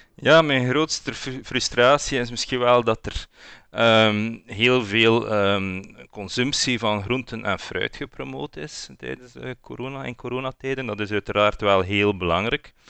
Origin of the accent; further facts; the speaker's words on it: West Flanders, Belgium; accent: West Flemish; ik kom ook van West-Vlaanderen.